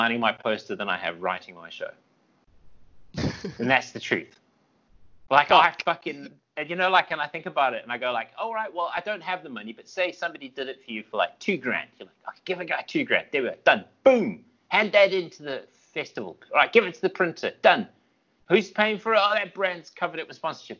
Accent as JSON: {"language": "English", "country": "South Africa", "said": "I'm South African"}